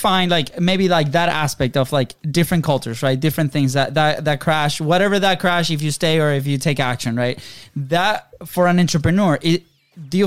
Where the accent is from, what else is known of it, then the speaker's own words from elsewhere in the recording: Venezuela; moved away; we grew up in Venezuela, very different country